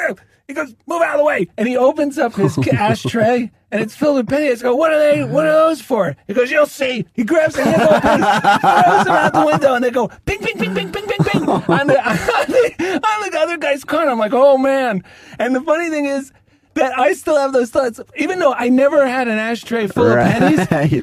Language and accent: English; New Jersey, United States; I grew up in New Jersey with the right. craziest bunch of people.